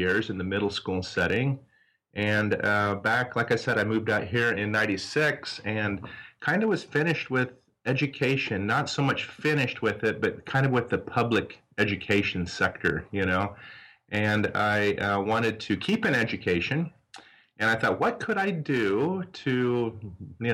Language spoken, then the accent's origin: English; south central Nebraska, United States; moved away as an adult; also born or lived in Arizona; now in Tempe, United States; I originally grew up out in Nebraska, out in south central Nebraska, in a small farming community.